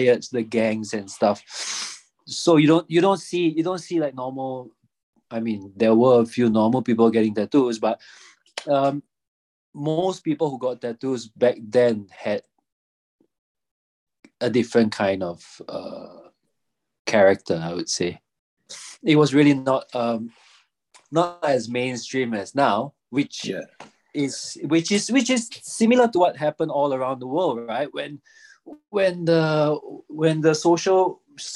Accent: Singapore; moved away as an adult; also born or lived in Zurich, Switzerland; born and raised in Singapore

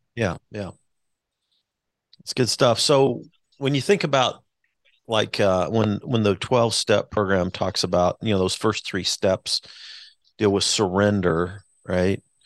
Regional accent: Wichita, Kansas, United States; now in Kansas City, United States; I'm a Wichita Wichita kid, so I was born in Wichita

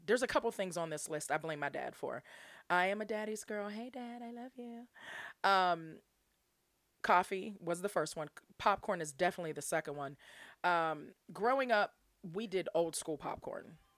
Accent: Pittsburgh, Pennsylvania, United States; my hometown um, in, like, right outside the city of Pittsburgh

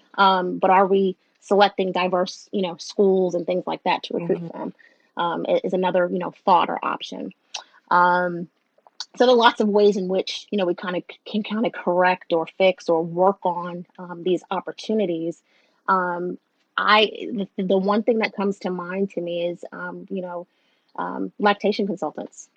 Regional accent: New York, United States; now in Southern United States; I live in the South, but I'm a Northerner

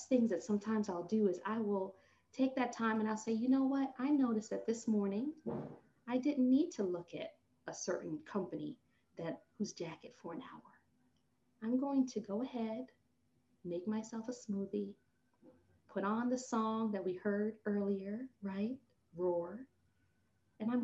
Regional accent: Jamaica; accent: patois; I'm a Jamaican and I have to bring in the patois

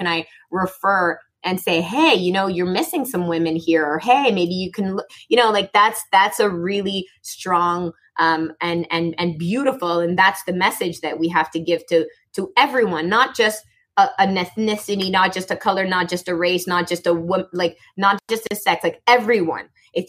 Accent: Morocco; born there; I was born in Morocco, and that's a longer story, but I just never fit in.

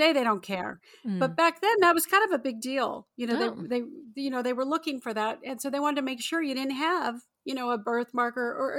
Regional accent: Torrance, California, United States; also born or lived in Redondo Beach; I'm a Southern California girl. I'm born and raised. I grew up in the South Bay area in Torrance, Redondo Beach, that whole area. And so I was right down the road from Hollywood.

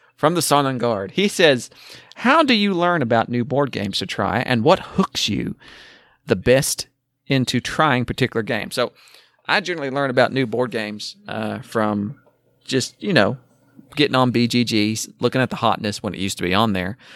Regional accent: Oklahoma, United States; I'm from Oklahoma, but I'm seventy-five percent Irish

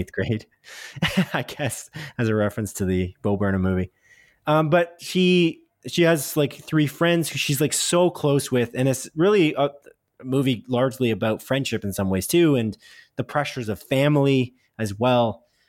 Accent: Canada; we're Canadian

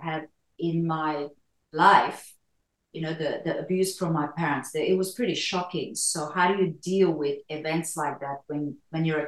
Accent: Romania; now in Australia; I was born in Romania in Europe and migrated to Australia in 1982

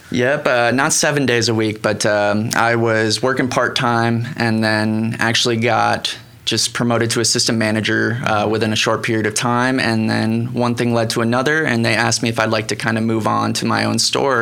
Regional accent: Cocoa Beach, Florida, United States; moved away as an adult; also born or lived in Miami / Montana; I grew up in Florida, Cocoa Beach, uh-huh. um, about three hours north of Miami. Okay. And lived there for 18 years

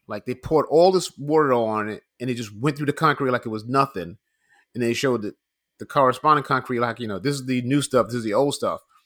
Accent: New York, United States; we live in, in, we grew up in New York

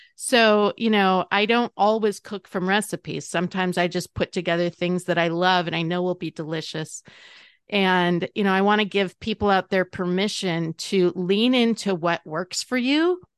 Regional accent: North Dakota, United States; I grew up in the North Dakota side

